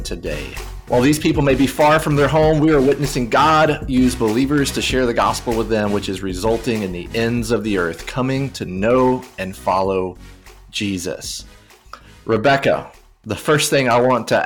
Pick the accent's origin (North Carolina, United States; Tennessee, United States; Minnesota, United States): Tennessee, United States; I grew up in Tennessee, so not necessarily a diaspora setting